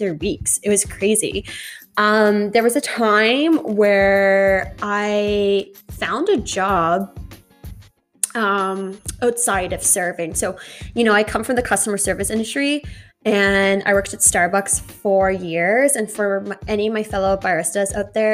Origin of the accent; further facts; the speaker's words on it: Halifax, Nova Scotia, Canada; I am from Halifax